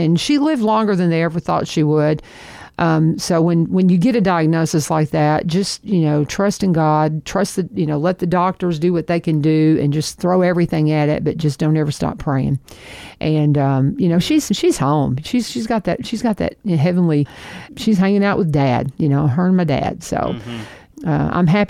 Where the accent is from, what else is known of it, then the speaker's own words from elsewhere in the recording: Kentucky, United States; So, I mean, he's like intense northerner, and I'm from Kentucky.